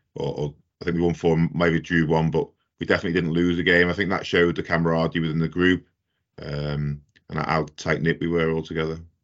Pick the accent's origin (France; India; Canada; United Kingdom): United Kingdom; the Wirral, North West England; moved away; I'm from the Wirral originally.